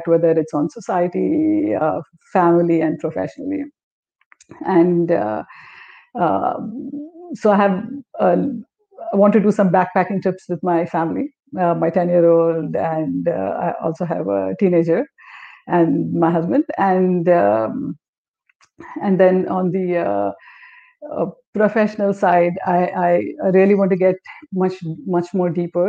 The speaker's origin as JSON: {"language": "English", "region": "South India", "country": "India", "said": "I'm actually a Telugu."}